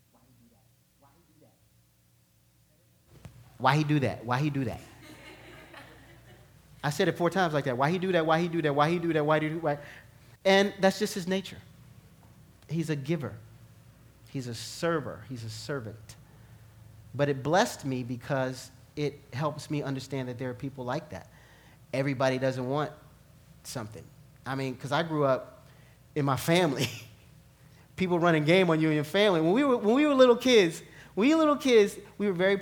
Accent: New York, United States; growing up in New York

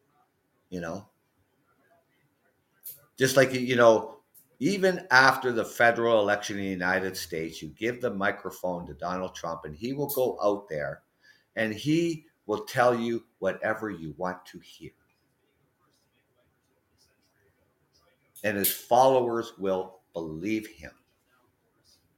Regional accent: London, Ontario, Canada; I am from London, Ontario, Canada

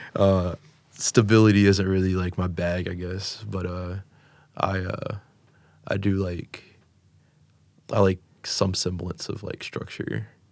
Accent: Coral Springs, Florida, United States; moved away as an adult; also born or lived in Elyria, Ohio / Texas / Los Angeles / Sacramento; now in Cleveland, United States; I was raised in South Florida in Coral Springs

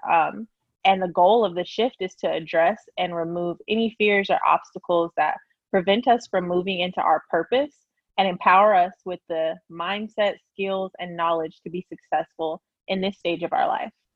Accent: Lawton, Oklahoma, United States; moved away as an adult; now in Houston, United States; I grew up in a small town known uh, called Lawton, Oklahoma

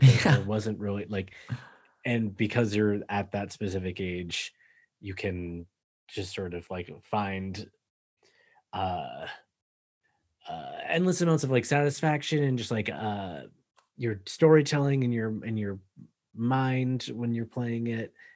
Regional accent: an hour north of Boston, Massachusetts, United States; moved away; I'm from, like, an hour north of Boston originally.

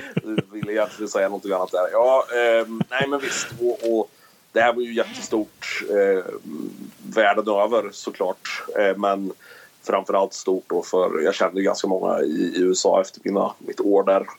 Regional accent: Karlskoga, Örebro County, Sweden; also born or lived in Sundsvall / Eskilstuna; jag flyttade tillbaka till min eh, hemstad, får jag väl kalla det då, där jag växte upp

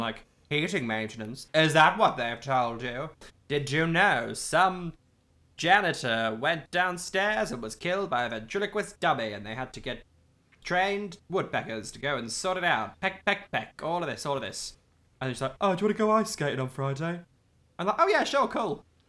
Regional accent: Midlands, United Kingdom; We're from both from the Midlands

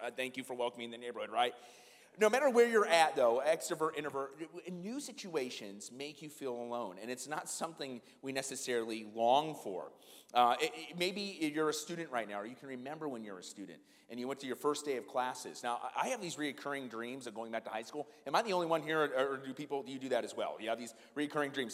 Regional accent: Iowa, United States; my hometown in iowa

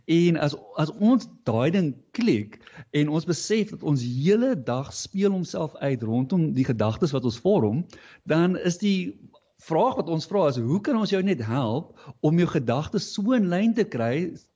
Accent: Fish Hoek, Western Cape, South Africa; hier in die Suidskiereiland van die Kaap uh Vishoek Noordhoek omgewing het, het eh, het ek groot geword

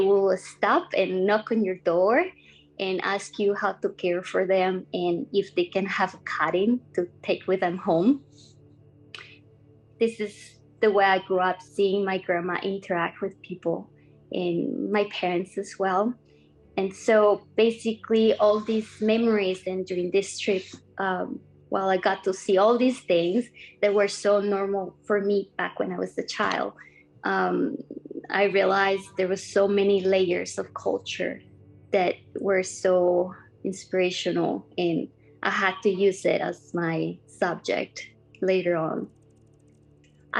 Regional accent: Costa Rica; now in Vancouver, Canada; I grew up in Costa Rica in a small town surrounded by lots of green, coffee plantations and lush gardens

